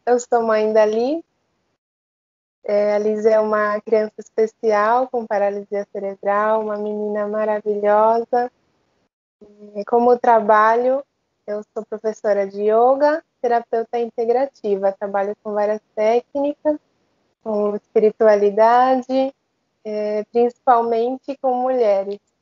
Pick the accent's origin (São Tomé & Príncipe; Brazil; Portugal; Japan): Japan; moved away; also born or lived in Australia; o japonês, né, que eu cresci no Japão